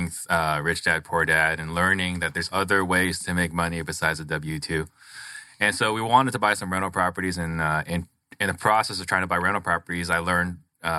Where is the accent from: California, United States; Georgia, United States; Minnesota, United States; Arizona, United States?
Arizona, United States; Phoenix; also born or lived in Italy; I was born in a refugee camp because we were picked up in an Italian Navy ship. Came here. Everything I know is the United States. You know, I have a picture of when we came into Sky Harbor